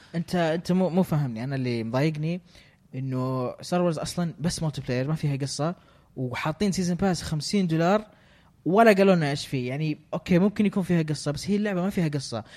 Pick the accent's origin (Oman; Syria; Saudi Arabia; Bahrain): Saudi Arabia; إحنا ما عندنا غابات في السعودية